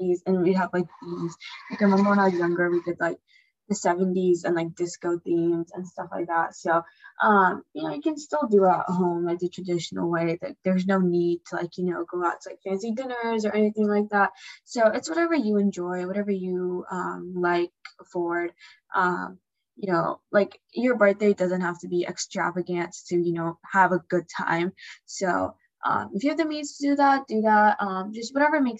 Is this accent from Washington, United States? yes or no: yes; Washington, United States; we're from Washington